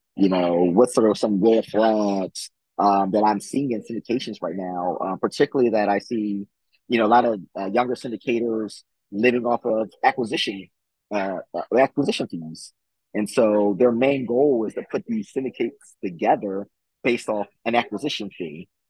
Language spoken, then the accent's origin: English; Philadelphia, Pennsylvania, United States; also born or lived in Louisiana; born and raised in Philadelphia